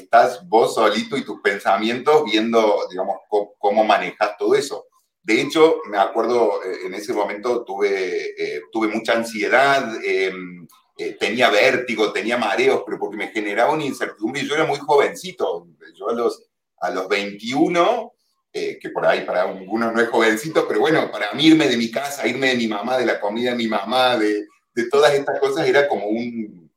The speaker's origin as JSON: {"language": "Spanish", "region": "Córdoba", "country": "Argentina", "also_born_or_lived": "Buenos Aires, Argentina / Germany", "moved": "as an adult", "lives_now": "Mallorca, Spain", "said": "yo soy argentino, obviamente soy de Córdoba, Córdoba de la nueva Andalucía"}